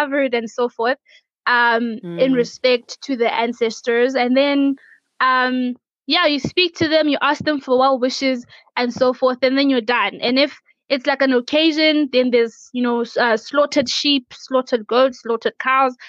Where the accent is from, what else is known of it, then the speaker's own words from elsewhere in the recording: Limpopo, South Africa; I'm from Africa.